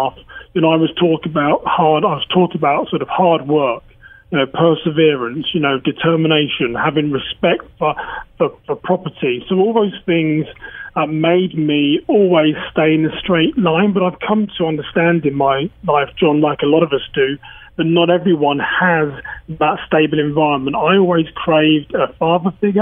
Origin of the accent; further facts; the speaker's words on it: Reading, South East England, United Kingdom; accent: English; moved away as an adult; now in Minnesota, United States; I'm from a town called Reading, which is around sort of 40, 50 miles west of London